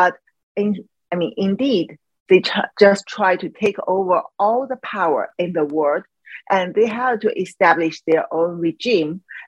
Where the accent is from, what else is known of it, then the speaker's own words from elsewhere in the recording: China; English is a second language; moved away; In China, when we really want to talk about religion, I mean, you can talk in certain level. What I mean is before I leave Chi